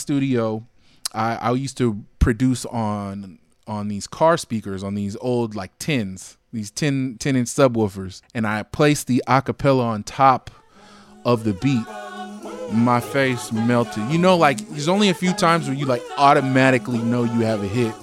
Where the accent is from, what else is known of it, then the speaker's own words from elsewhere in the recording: Alameda, California, United States; I'm born and raised in the Bay Area. I'm from Alameda. It's right next to Oakland.